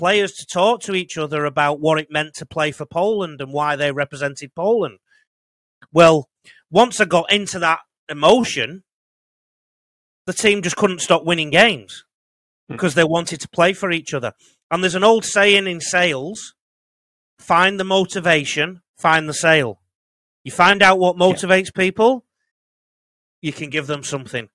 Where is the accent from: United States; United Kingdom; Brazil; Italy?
United Kingdom; the north of England; accent: Northern English; now in Australia; I've got a Northern English accent